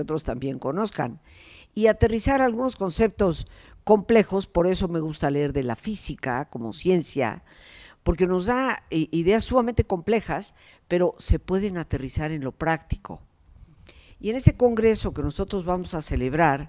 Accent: Mexico; yo soy mexicana y vivía aquí

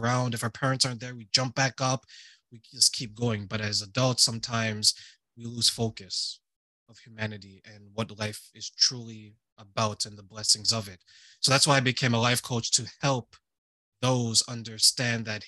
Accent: Ontario, Canada; also born or lived in Montreal, Quebec; when we moved from Montreal, Quebec to Ontario, I was living with people who were relatively strangers to me

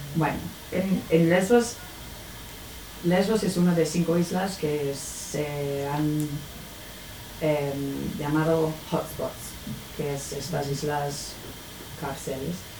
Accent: United Kingdom; Spanish is a second language; moved away; soy de Reino Unido

